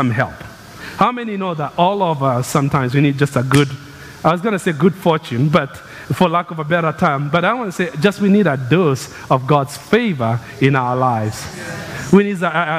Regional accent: Kenya; moved away; I grew up in Kenya. It's the land of runners.

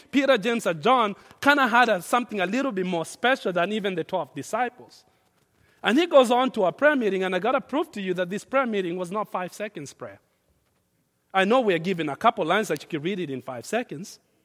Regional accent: Kenya; now in United States; I grew up in Kenya where we have tribes

